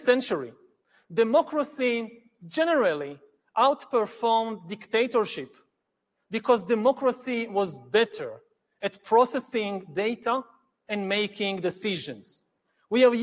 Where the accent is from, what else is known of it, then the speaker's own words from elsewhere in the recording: Israel; my home country of Israel